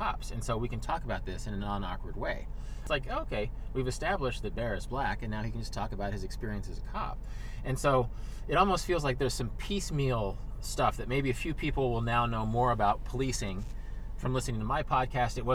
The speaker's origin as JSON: {"language": "English", "region": "Kansas", "country": "United States", "said": "I'm from Kansas"}